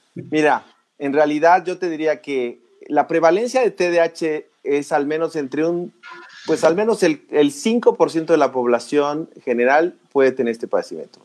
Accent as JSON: {"language": "Spanish", "country": "Mexico", "said": "todos somos mexicanos"}